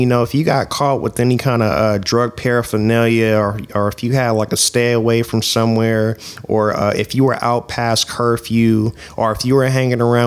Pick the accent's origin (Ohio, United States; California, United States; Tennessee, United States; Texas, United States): California, United States; Oakland; growing up in East Oakland